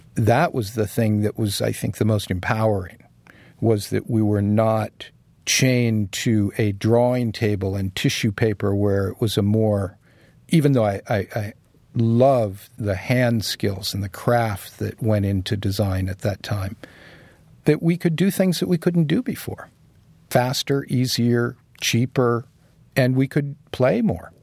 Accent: San Diego, California, United States; moved away as an adult; also born or lived in San Francisco; now in New York, United States; I grew up in San Diego

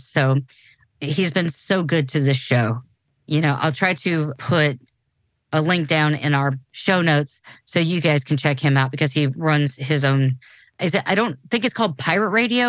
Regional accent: New Orleans, Louisiana, United States; Yeah. No, and I come from New Orleans. That is my literal hometown.

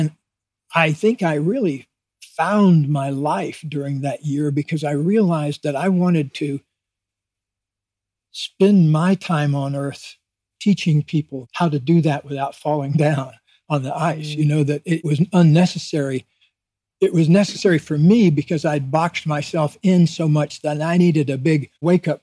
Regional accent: Deep South, United States; I grew up in the Deep South in a town of 10,000 people

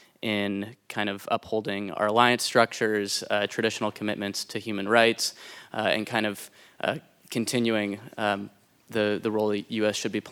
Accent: San Francisco, California, United States; And I'm also from San Francisco

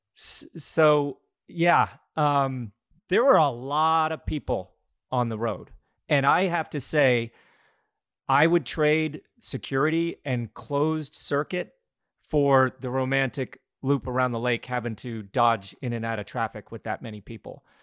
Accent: Glenwood Springs, Colorado, United States; now in Greenville, United States; My father put on some bike races and running races in my hometown of Glenwood Springs, Colorado

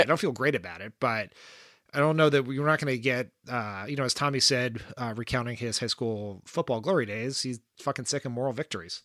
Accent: Wilmington, Delaware, United States; moved away as an adult; also born or lived in Washington; like Joe Biden, I am from Delaware. Delaware's a small place. I have seen Joe Biden, known Joe Biden, been around Joe Biden

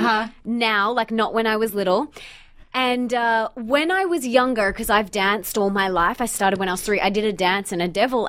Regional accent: Australia; accent: Aussie; my Aussie accent

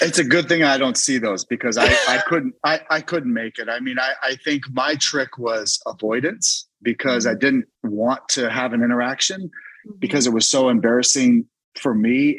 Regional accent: Washington, District of Columbia, United States; my hometown of DC

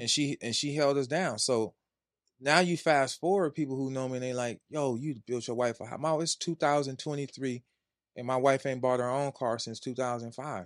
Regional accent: California, United States; I'm from Wise California. Wise California. The projects.

